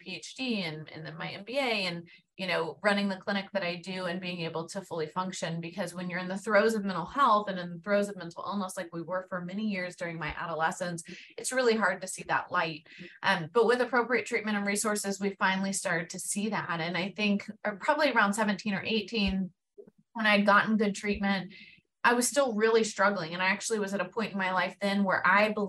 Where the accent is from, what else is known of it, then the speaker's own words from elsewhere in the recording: Houston, Texas, United States; moved away as an adult; I am from Houston, born and raised here